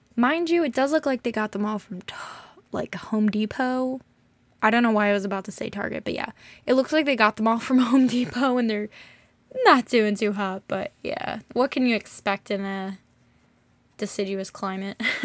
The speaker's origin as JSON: {"language": "English", "country": "United States", "tie": "born or raised there", "said": "growing up in America is just great in certain ways, not great in others"}